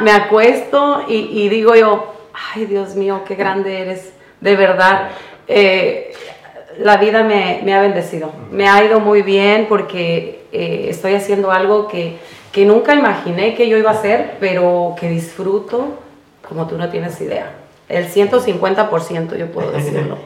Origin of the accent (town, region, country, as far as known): Jacona, Michoacán, Mexico; born or raised there; now in California, United States